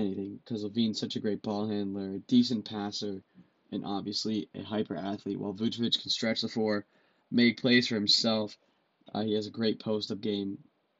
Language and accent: English; Orlando, Florida, United States; They were part of the core I initially fell in love with as a kid growing up in Orlando.